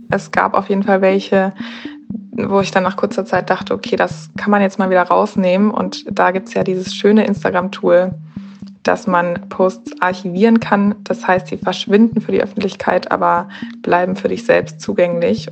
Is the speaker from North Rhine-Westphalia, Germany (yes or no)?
no; Berlin, Germany; Ich komme aus Berlin